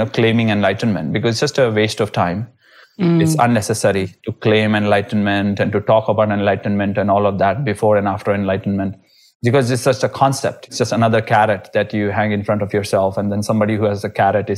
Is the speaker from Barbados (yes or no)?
no; Rishikesh, Uttarakhand, India; It was the right time to be a child and to be growing up in Rishikesh